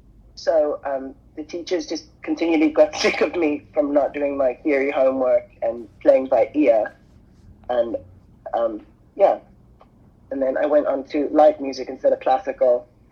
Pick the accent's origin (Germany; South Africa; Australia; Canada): South Africa; moved away; I'm from South Africa originally, and I grew up on a small holding where my grandfather had a plant nursery.